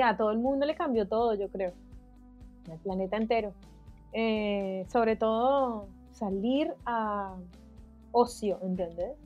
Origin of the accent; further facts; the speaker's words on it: Cali, Valle del Cauca, Colombia; moved away as an adult; yo eh, nací en Cali, Colombia, estudié en la Escuela de Bellas Artes